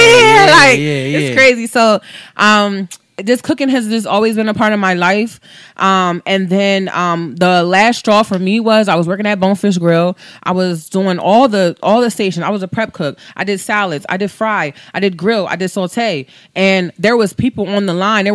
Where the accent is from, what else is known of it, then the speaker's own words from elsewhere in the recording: Coatesville, Pennsylvania, United States; when I went to high school in Coastville, I went to Coastville High School